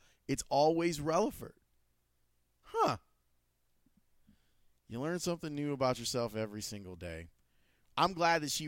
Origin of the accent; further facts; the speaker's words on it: Chicago, Illinois, United States; grew up on 112th and Green